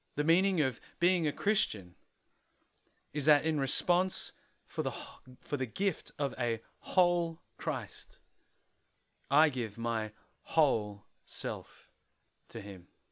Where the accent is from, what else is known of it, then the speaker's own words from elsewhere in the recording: Philippines; a penny pinching Filipino